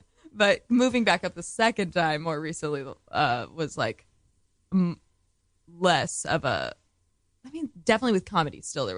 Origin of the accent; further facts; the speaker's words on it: Austin, Texas, United States; moved away as an adult; growing up in Austin, like, with the same people my whole life